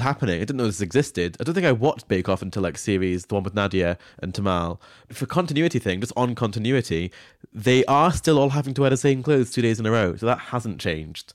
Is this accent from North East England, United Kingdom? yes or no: no; Scone, Scotland, United Kingdom; Scone, which is my hometown